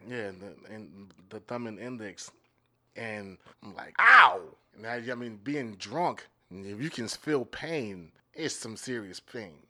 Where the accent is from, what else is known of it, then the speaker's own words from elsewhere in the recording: Maryland, United States; now in Minneapolis, United States; I'm from Maryland